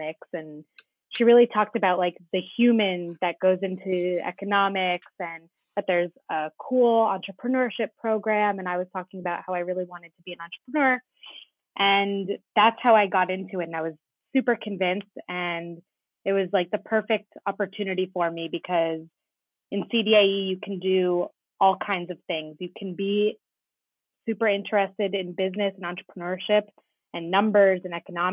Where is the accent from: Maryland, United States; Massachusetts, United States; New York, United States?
Massachusetts, United States; Wayland; moved away as an adult; now in Israel; I am originally from Boston, Massachusetts, outside Boston in Wayland